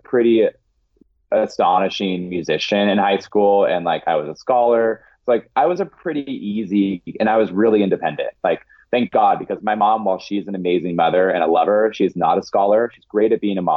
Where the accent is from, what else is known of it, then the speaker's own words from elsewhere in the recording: Eastern Washington, United States; now in Seattle, United States; I grew up in Eastern Washington